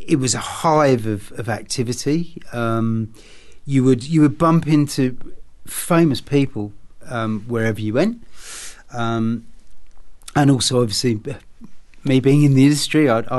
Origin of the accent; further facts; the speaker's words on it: England, United Kingdom; moved away; Being an Englishman, well, growing up in England anyway, as a child